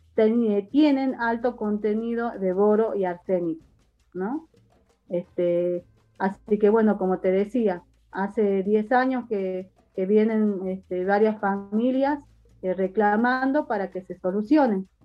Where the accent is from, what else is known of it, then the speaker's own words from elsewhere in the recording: San Carlos, Salta, Argentina; yo soy del paraje del Vallar a tres kilómetros del pueblo